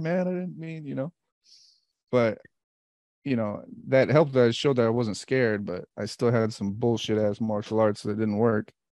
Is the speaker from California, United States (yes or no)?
yes; Bay Area, California, United States; also born or lived in Wichita, Kansas; And I grew up in the Bay Area after the Wichita, so I know Oakland really well